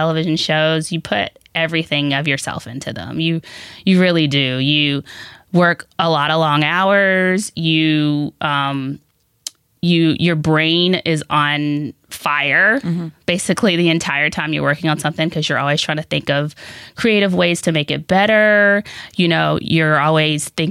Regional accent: Augusta, Georgia, United States; moved away as an adult; also born or lived in Washington, D.C.; I grew up in Augusta, Georgia

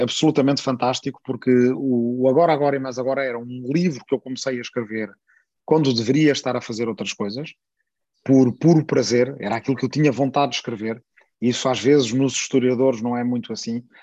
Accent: Portugal; accent: Portuguese (European Portuguese); sou bastante consciente da diferença e das dificuldades que o sotaque de Portugal tem no Brasil

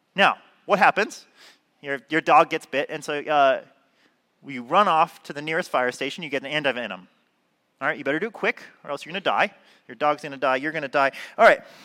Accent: Southern California, United States; I'm from California, Southern California

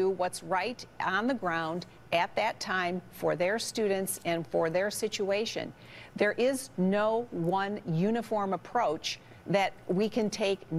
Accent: Detroit, Michigan, United States; in my home state, in the city of Detroit

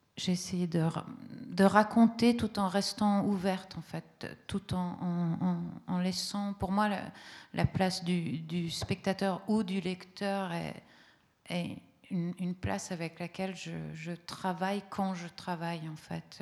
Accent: Italy; first language Italian; French is a second language; moved away; l'italien, c'est ma langue euh, d'enfant

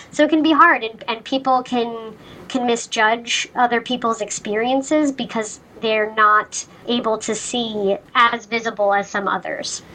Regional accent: Sandy, Utah, United States; moved away as an adult; also born or lived in Hawaii; now in Boston, United States; I'm originally from Sandy, Utah, which is a you know suburb of Salt Lake City. I grew up there

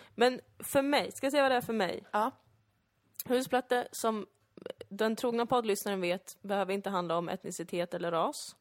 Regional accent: Sweden; växa upp bland i princip bara svenskar

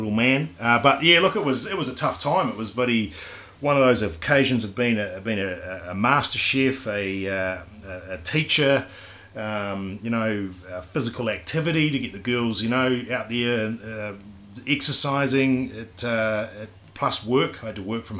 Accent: Christchurch, Canterbury, New Zealand; now in Queenstown, New Zealand; I'm Kiwi. Born and raised, not obviously in Queenstown, but in Christchurch. I'm a Cantabrian.

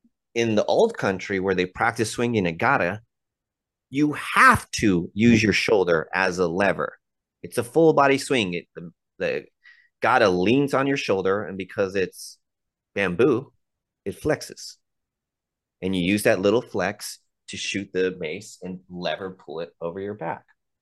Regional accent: United States; I'm not taking my American ass up there to show them that their tradition is this.

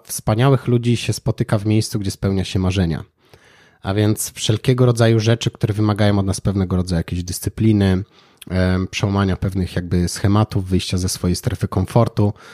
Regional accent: Kraków, Lesser Poland, Poland; u nas w Krakowie

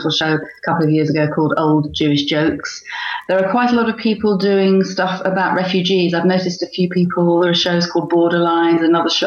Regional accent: London, United Kingdom; growing up in Northwest London

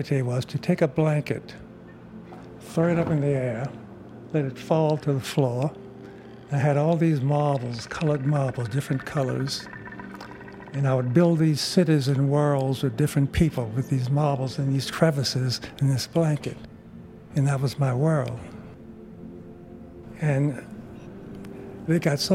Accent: Miami, Florida, United States; moved away; also born or lived in Jacksonville, Florida / Idaho; Originally, I'm from Florida. Born in Jacksonville, reared in both Jacksonville and in Miami. Primarily in the Everglades section, a part outside of Miami

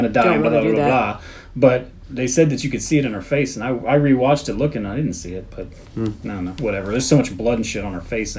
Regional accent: United States; we're American

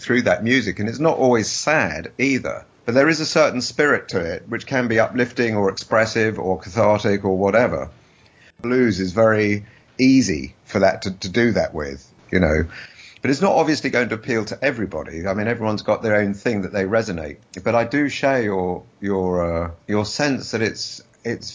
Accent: London, United Kingdom; moved away; I'm a Londoner

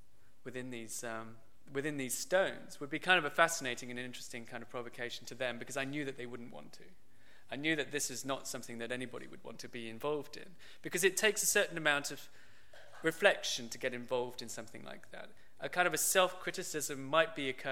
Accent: Birmingham, West Midlands, United Kingdom; I grew up pretty much in the centre of Birmingham

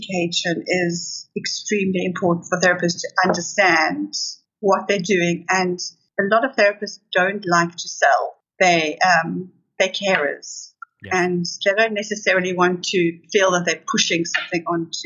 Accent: South Africa; moved away as an adult; now in United Kingdom; I was born in South Africa, grew up in South Africa, and we moved to the UK in 1993.

